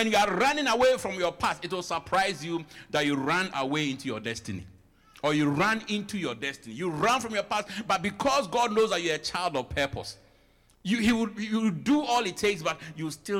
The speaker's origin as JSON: {"language": "English", "country": "Ghana", "moved": "as an adult", "lives_now": "United States", "said": "I am fully African, I'm fully Ghanaian, I only came here."}